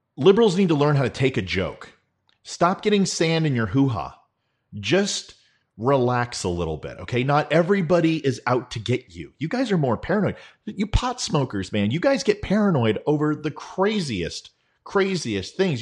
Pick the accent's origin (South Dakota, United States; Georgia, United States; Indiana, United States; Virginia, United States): Virginia, United States; now in Texas, United States; I'm from Virginia